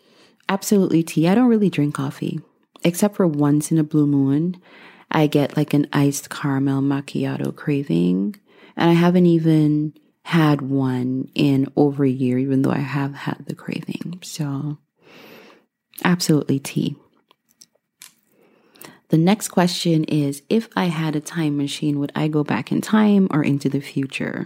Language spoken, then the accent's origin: English; Guyana; moved away as an adult; now in United States; I was born and raised in Guyana, the only English-speaking country in South America.